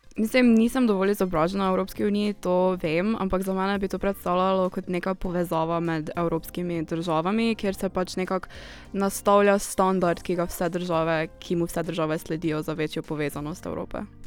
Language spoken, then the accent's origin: Slovenian; Maribor, Slovenia; prihajam iz Maribora